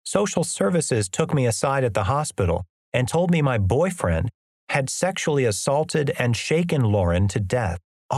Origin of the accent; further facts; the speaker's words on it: Amarillo, Texas, United States; All the same stuff that I was wrestling with in my hometown of Amarillo was waiting for me in Dallas.